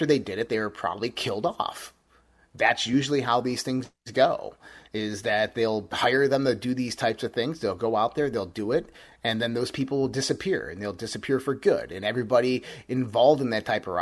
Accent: United States; I'm American

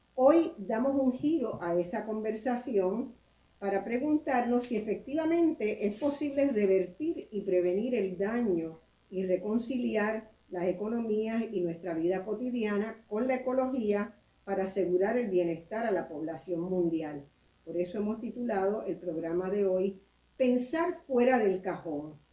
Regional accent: Puerto Rico; en mi país, en Puerto Rico

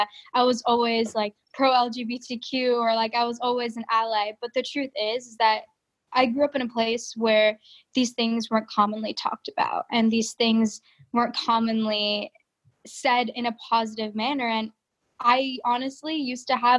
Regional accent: Lincoln, Nebraska, United States; also born or lived in Fargo, North Dakota; So I was born in Fargo, North Dakota, and then I moved to Lincoln, Nebraska when I was about, I think, 9 months old. So Lincoln is the only home I know

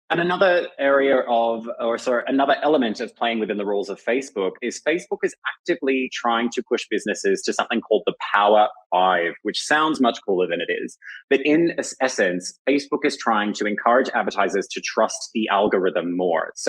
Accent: Australia; as an Australian, I'm authorized to advertise in Australia

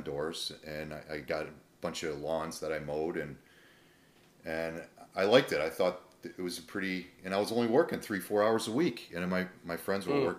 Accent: Cooperstown, New York, United States; moved away as an adult; also born or lived in Boston / Hawaii; now in Florida, United States; Grew up in upstate New York

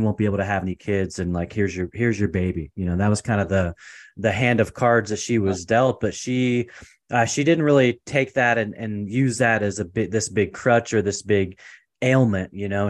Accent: Portland, Oregon, United States; moved away as an adult; also born or lived in Seattle, Washington / California; I was born and raised in Portland, Oregon.

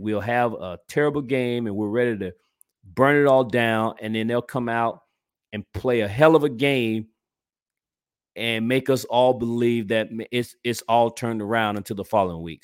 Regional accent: Georgia, United States; moved away; I'm originally from Georgia

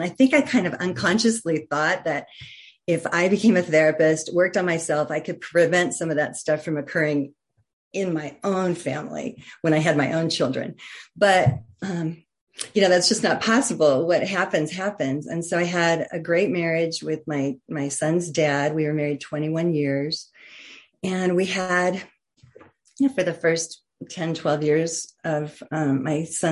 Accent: just outside of Denver, Colorado, United States; I grew up just outside of Denver, Colorado

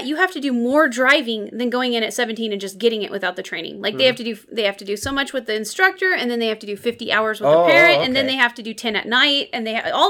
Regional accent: United States; I'm an American

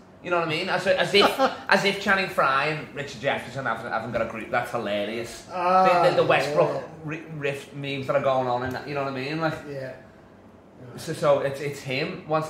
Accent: Liverpool, North West England, United Kingdom; I'm a Scouser.

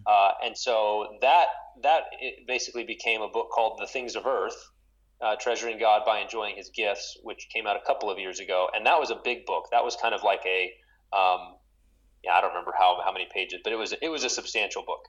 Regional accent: West Texas, United States; now in St. Paul, United States; I grew up in West Texas

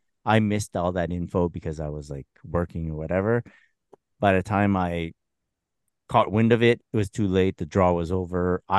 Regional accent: Canada; I don't know how much it affects us either because we're Canadian.

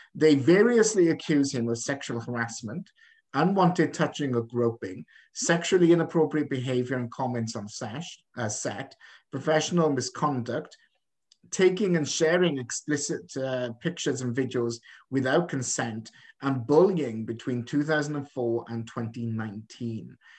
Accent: Wales, United Kingdom; now in Canada; I am from Wales, I'm from the valleys, from Merchanachie.

